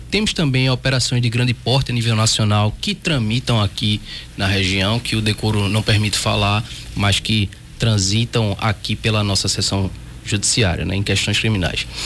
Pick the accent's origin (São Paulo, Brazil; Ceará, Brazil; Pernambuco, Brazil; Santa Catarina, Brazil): Pernambuco, Brazil; accent: Pernambucano; Onde, onde chego, meu sotaque pernambucano